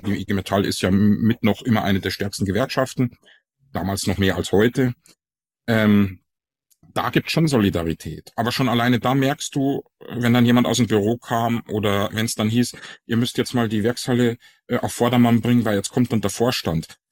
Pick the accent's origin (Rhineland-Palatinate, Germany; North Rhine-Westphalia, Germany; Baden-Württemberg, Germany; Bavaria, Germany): Bavaria, Germany; Ingolstadt; accent: Bavarian; moved away as an adult; now in Frankfurt, Germany; ich komme aus, aus Ingolstadt ursprünglich. Man merkt's ja fast gar nicht, dass ich einen bayerischen Dialekt habe, aber da komme ich ursprünglich her